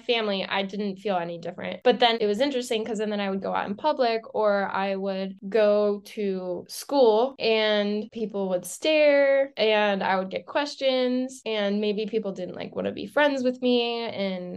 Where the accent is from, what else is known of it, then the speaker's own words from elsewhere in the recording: Lancaster, Pennsylvania, United States; I grew up in Pennsylvania in a really small town in Lancaster, about like 5,000 people